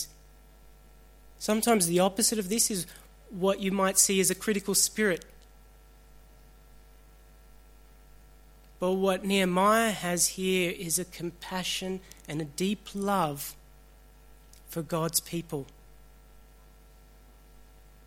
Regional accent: Australia; also born or lived in Sri Lanka; I was born in Sri Lanka. I was 8 months old when my family migrated here. I'm an Australian

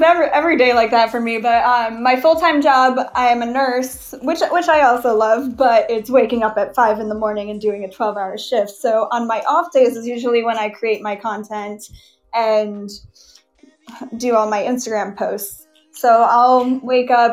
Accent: Fort Myers Beach, Florida, United States; I'm from Fort Myers, Florida, but I guess originally I'm from Fort Myers Beach, Florida

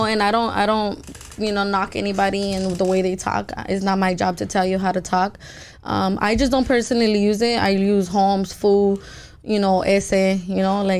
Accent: Los Angeles, California, United States; I am from South Central, full, so, you know? Yeah. I'm fucking loud. I grew up in the straight ghetto.

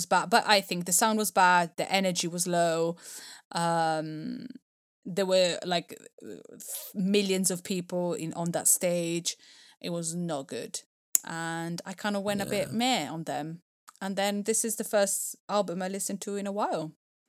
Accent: Italy; I think I grew up in Italy. They are really amazingly regarded.

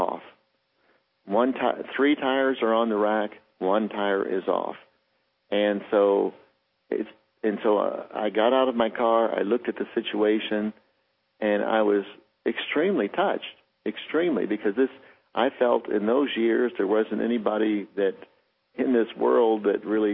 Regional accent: United States; I'm American Indian, and I was raised extremely poor

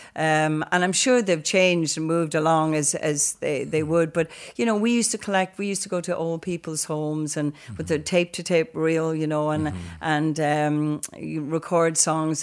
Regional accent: Donegal, Ulster, Ireland; growing up in Donegal was, um, it was a county

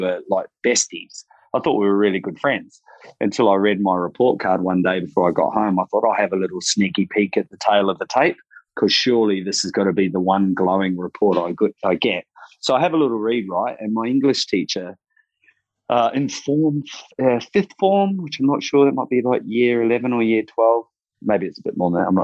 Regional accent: Rotorua, Bay of Plenty, New Zealand; moved away as an adult; now in Sunshine Coast, Australia; growing up in Rotorua was a little bit tough

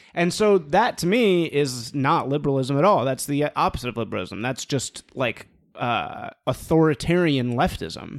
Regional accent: Chicago, Illinois, United States; born or raised there

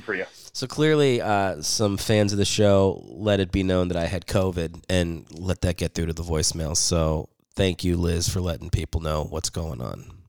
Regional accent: Philadelphia, Pennsylvania, United States; now in Los Angeles, United States; I'm from Philly.

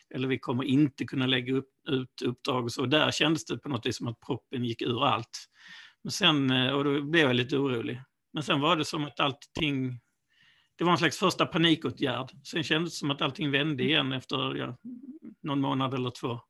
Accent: Malmö, Skåne, Sweden; moved away as an adult; now in Ystad, Sweden; jag är ju ursprungligen från Malmö

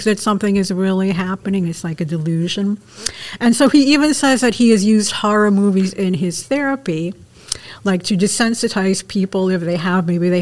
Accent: Brockport, New York, United States; when I was little girl growing up in Brockport

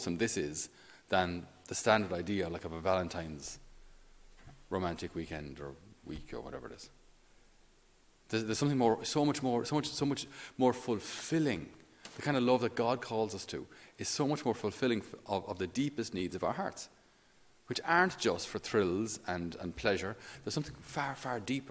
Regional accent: Ireland; especially as Irish

